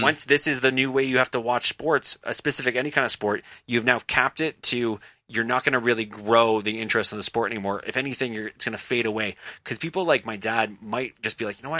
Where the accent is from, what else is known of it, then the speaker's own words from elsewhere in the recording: Markham, Ontario, Canada; my hometown in Markham, and there's like two or three bars total that maybe you'd want to go to and watch a game.